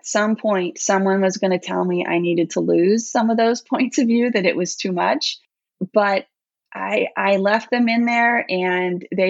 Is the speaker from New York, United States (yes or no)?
yes; New York, United States; moved away as an adult; I grew up in New York, but I left there quite a while ago